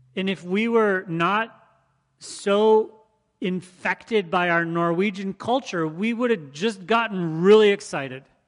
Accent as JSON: {"language": "English", "region": "Michigan", "country": "United States", "tie": "born or raised there", "said": "the people I grew up around in Michigan"}